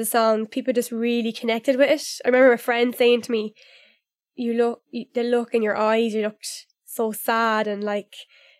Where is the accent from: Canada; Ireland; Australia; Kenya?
Ireland; Newbridge, Leinster; It was like in the local kind of nightclub back in my hometown in Newbridge.